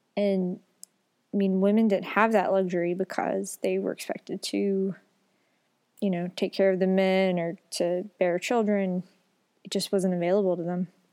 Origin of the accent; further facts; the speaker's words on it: the South, United States; Growing up in the South